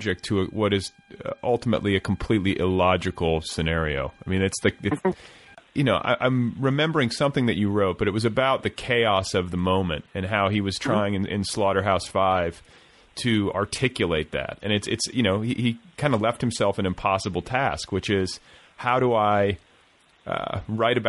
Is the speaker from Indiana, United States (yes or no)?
yes; Indianapolis, Indiana, United States; moved away; I'm from Indianapolis, which I don't think I told you, but I was I spent, you know, almost 10 years there as a kid. I went to junior high and high school there